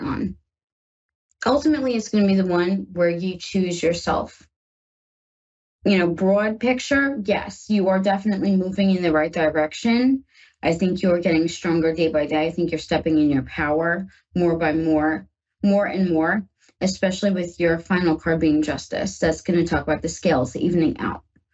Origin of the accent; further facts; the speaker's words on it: New York, United States; now in Ohio, United States; I'm from New York. Yes, I live in Ohio now with my wife, but I'm from New York.